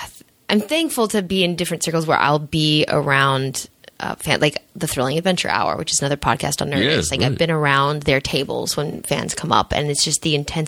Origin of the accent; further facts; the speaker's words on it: Santa Monica, California, United States; I grew up in Santa Monica